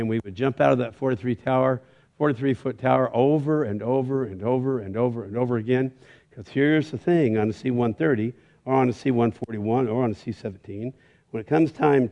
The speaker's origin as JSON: {"language": "English", "town": "Bakersfield", "region": "California", "country": "United States", "said": "I'm from Bakersfield"}